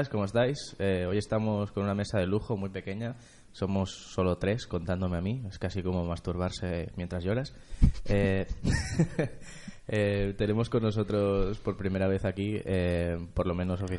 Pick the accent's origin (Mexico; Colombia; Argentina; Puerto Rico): Argentina; Y además soy argentino, con lo cual le puedo llamar merca.